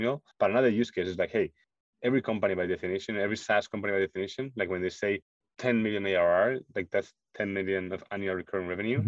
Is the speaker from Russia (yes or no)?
no; Spain; moved away as an adult; also born or lived in Munich, Germany; I'm originally from Spain